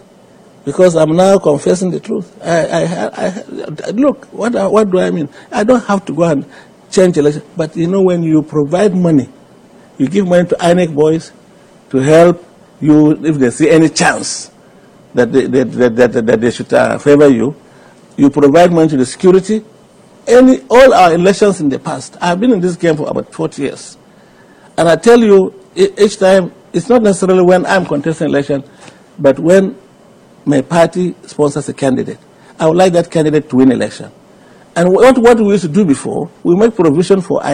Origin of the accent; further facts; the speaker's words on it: Nigeria; we are a Nigerian